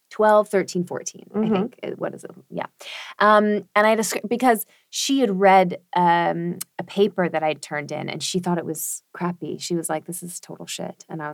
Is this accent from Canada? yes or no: yes; Canada; now in Berlin, Germany; I keep getting told this, that I'm a really terrible Canadian